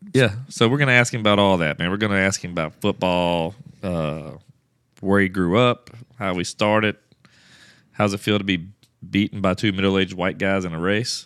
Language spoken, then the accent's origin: English; Louisiana, United States; also born or lived in Houston, Texas; now in Houston area, United States; I'm from Louisiana